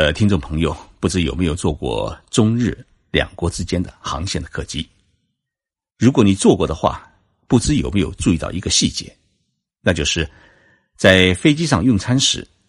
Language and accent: Chinese; China; now in Japan; 我会拿我们中国人跟日本人做一比较